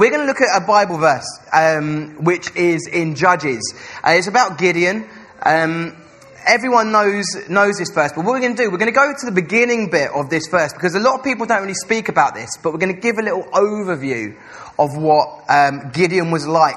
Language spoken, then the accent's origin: English; Essex, East of England, United Kingdom; now in Salford, United Kingdom; I'm from Essex